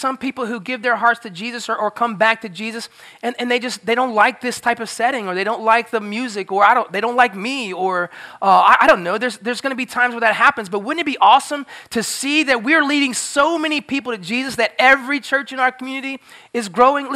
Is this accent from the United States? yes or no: yes; Florida, United States; I grew up in Florida